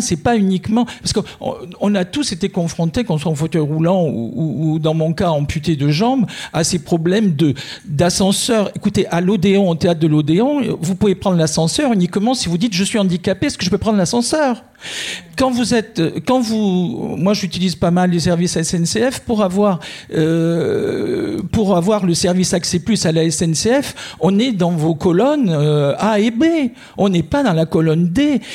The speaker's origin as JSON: {"language": "French", "country": "France", "said": "je suis français depuis, euh, depuis 64 ans"}